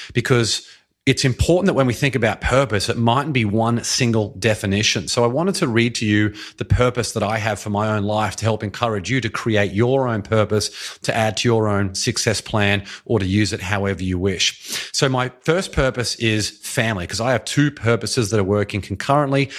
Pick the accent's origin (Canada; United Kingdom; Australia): Australia; now in United States; I'm from Australia